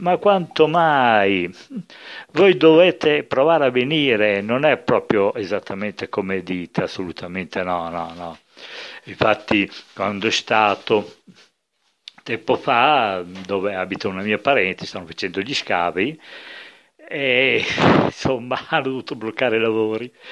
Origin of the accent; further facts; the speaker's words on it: Enna, Sicily, Italy; io sono di Enna, qui proprio nel centro della Sicilia